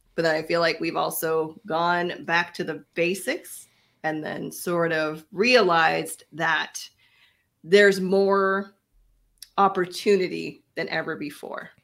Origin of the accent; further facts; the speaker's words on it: Canada; We are Canadian